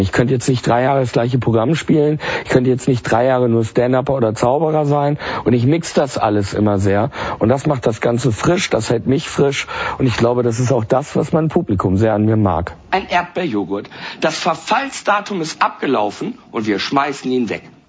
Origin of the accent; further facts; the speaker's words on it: Germany; bei uns in Deutschland